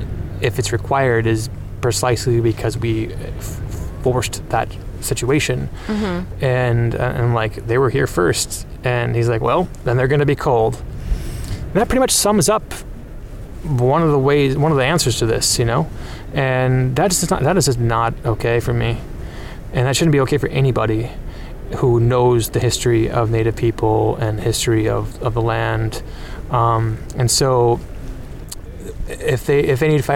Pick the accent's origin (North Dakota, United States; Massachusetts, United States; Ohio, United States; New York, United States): North Dakota, United States; I grew up in North Dakota, and I live on land that was taken from the Red Lake and Pemina Ojibwe